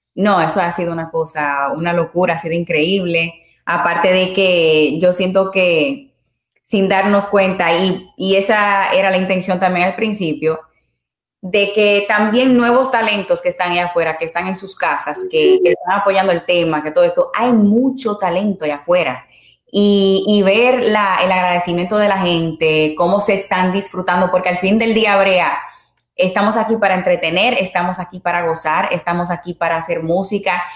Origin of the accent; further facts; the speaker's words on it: Santiago de los Caballeros, Santiago, Dominican Republic; now in Puerto Rico; soy dominicana de pura cepa, de Santiago, allá en República Dominicana